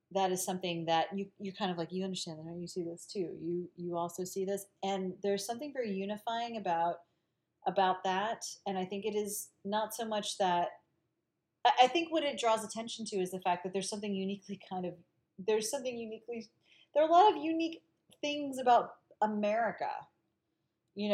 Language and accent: English; Galicia, Spain; I'm Galician, like I'm from the Northwest.